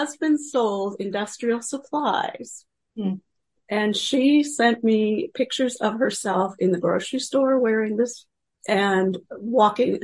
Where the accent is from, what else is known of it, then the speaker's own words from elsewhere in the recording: Pennsylvania, United States; moved away; also born or lived in Kansas; I grew up in Pennsylvania and ended up working most of my professional life in Kansas.